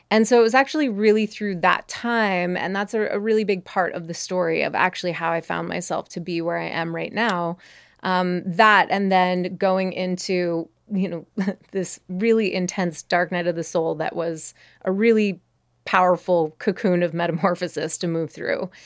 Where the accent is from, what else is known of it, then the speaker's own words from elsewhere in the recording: Montreal, Quebec, Canada; I grew up in Montreal